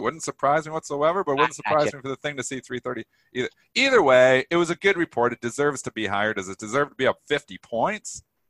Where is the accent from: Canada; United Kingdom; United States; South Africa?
Canada; Ontario; I actually always talk Fahrenheit because I'm from Essex County, which is like mini Detroit, really. We always watch Detroit television, so we're the only pocket in Canada that talks Fahrenheit.